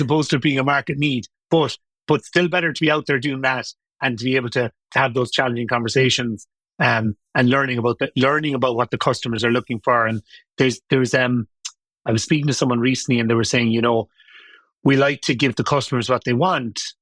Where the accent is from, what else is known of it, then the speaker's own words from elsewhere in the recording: Limerick, Munster, Ireland; moved away as an adult; also born or lived in London; I lived at home. I was from Limerick, 1986.